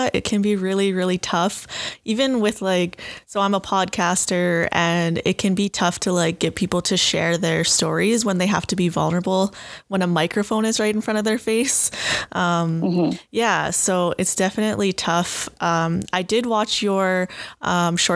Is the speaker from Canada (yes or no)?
yes; Saskatchewan, Canada; now in Saskatoon, Canada; I'm from Treaty 6 territory, and I live in Saskatoon, Saskatchewan. I'm a Woodland Cree woman